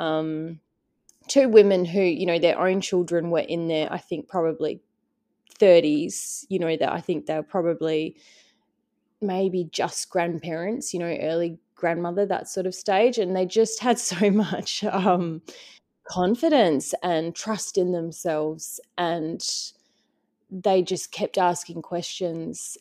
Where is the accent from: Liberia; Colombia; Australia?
Australia; Western Australia; coming, you know, from Western Australia and into a part of the world that it was so different to, to our culture and how we lived